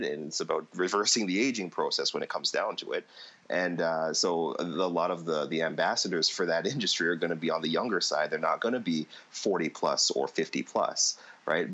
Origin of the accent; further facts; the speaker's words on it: Toronto, Ontario, Canada; I grew up in Toronto. I lived in the West End.